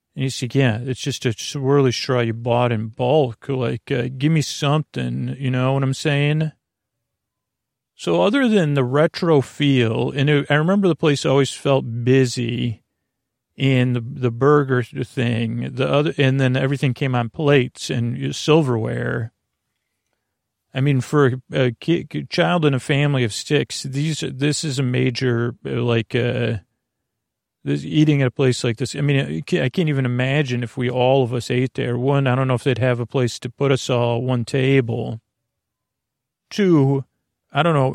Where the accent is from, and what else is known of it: Syracuse, New York, United States; born or raised there